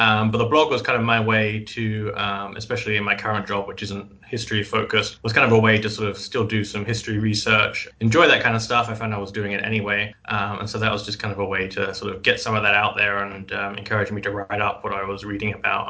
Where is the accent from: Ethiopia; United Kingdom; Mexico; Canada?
United Kingdom; moved away as an adult; also born or lived in Scotland; now in Maine, United States; I am not from New England originally. I am from Old England. I grew up just outside of London, but I've been living in Maine for about 10 years now.